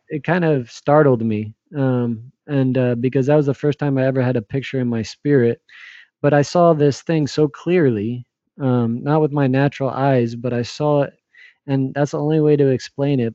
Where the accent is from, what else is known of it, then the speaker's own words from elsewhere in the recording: New Jersey, United States; moved away as an adult; now in New York City, United States; I grew up in New Jersey, about an hour and a half from Manhattan